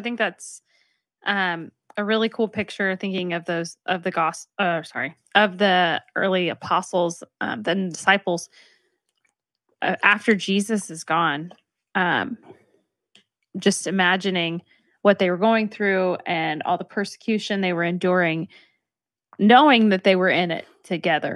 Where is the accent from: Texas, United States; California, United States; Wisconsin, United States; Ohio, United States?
Texas, United States; I'm from Texas